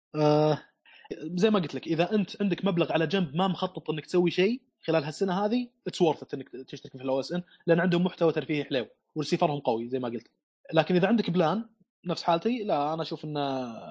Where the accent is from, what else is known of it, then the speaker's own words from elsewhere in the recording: Saudi Arabia; عندنا في السعوديه